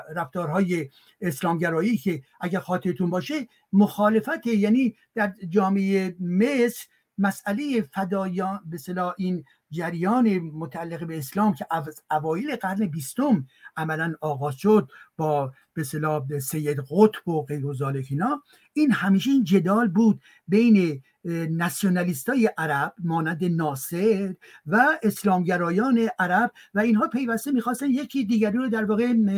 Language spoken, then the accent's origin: Persian; Iran; now in France; من ایرانی هستم